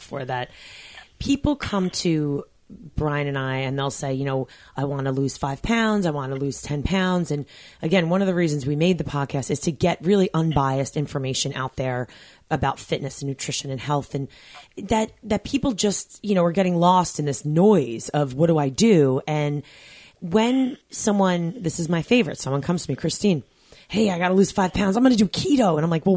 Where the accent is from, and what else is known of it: New York, United States